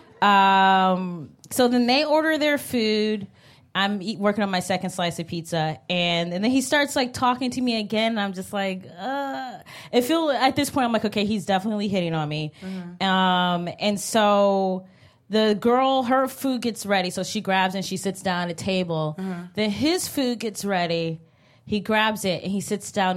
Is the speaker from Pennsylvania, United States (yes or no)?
no; Cleveland, Ohio, United States; moved away as an adult; now in New York, United States; I'm from Cleveland